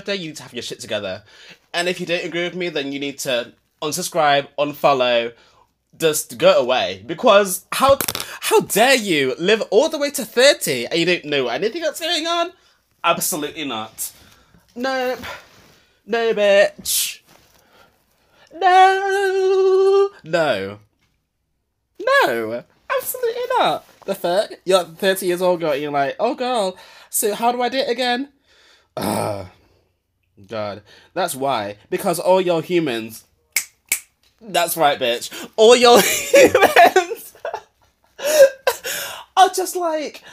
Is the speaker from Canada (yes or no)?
no; United Kingdom; I grew up in Britain